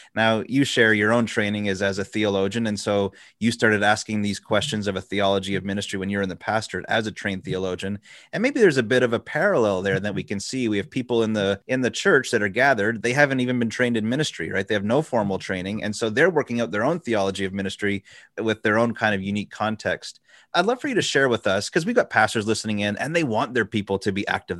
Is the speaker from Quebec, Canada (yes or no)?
yes; Quebec, Canada; I grew up in Canada, so and, and, specifically in Quebec